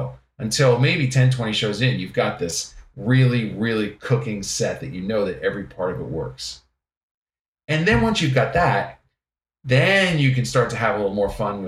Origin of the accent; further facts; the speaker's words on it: the New York area, United States; I grew up in the New York area